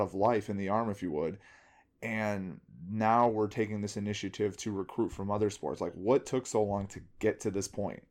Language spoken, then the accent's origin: English; Bridgeview, Illinois, United States; I grew up in Bridgeview.